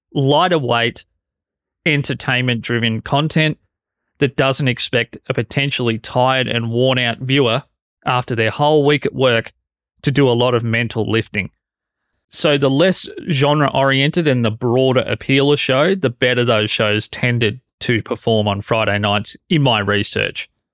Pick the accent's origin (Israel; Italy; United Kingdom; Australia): Australia; as an Australian